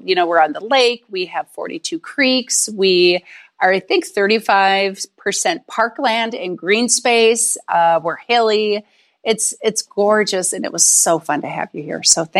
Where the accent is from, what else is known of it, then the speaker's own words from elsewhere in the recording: St. Paul, Minnesota, United States; I'm actually originally from St. Paul, Minnesota, and Duluth is 2 hours north of St. Paul, Minneapolis.